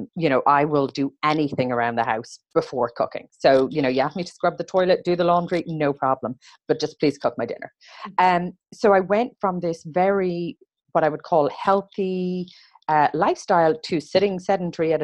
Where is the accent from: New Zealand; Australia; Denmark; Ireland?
Ireland; growing up in Ireland, it was a very unprocessed diet